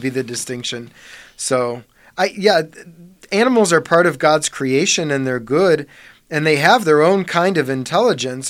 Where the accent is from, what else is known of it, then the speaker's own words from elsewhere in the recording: Parma, Ohio, United States; I grew up on Thornton Drive, just three streets south of Saint Charles